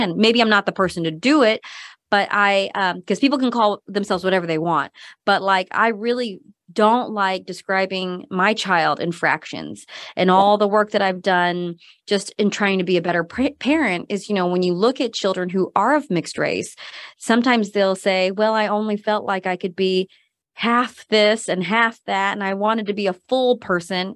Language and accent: English; Missouri, United States; moved away as an adult; also born or lived in Korea / North Carolina / Madison, Wisconsin / Seattle, Washington; moved um, as an adoptee to Missouri, and that's where I grew up. So, um, grew up in a pretty rural area in Missouri, just outside of Kansas City